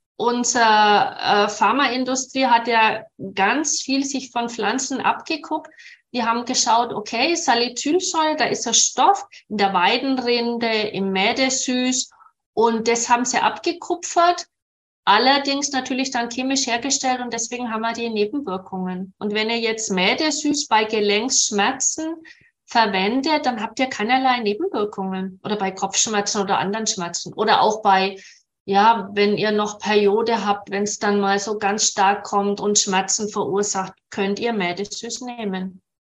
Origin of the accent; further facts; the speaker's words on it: Nuremberg, Bavaria, Germany; in dem Klinikum bei uns in Nürnberg